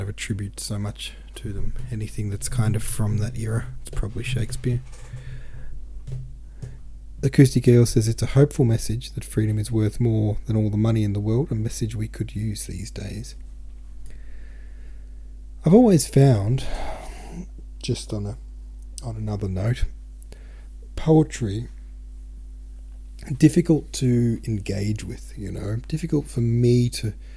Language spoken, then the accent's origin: English; Australia; I'm from Australia.